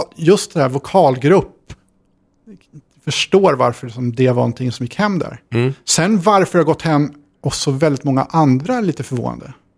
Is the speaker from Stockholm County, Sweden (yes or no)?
no; Sundsvall, Västernorrland County, Sweden; Jag växte upp i Sundsvall